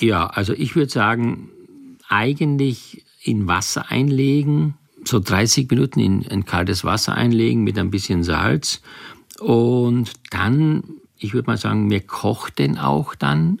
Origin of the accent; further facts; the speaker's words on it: Styria, Austria; ich komme ja aus der Steiermark, bin auf dem Bauernhof groß geworden